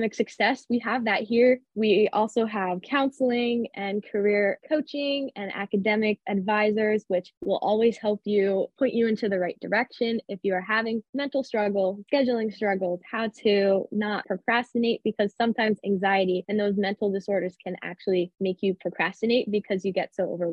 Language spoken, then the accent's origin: English; Easton, United States; I'm from the area. I am from Easton, which is about 25, 30 minutes from campus